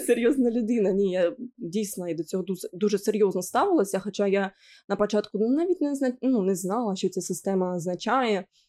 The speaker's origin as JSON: {"language": "Ukrainian", "region": "Sumy Oblast", "country": "Ukraine", "accent": "Surzhyk", "said": "я з Сумської області, як я буду балакати ну, інакше"}